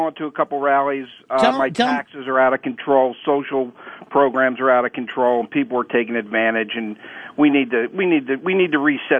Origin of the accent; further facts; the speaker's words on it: Philadelphia, Pennsylvania, United States; I grew up in Philly.